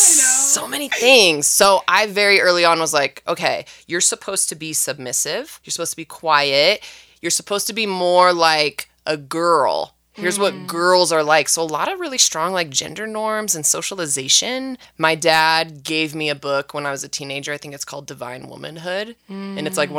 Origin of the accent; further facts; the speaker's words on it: Valencia, California, United States; I grew up in California. Okay, what part? Southern. Valencia, Magic Mountain.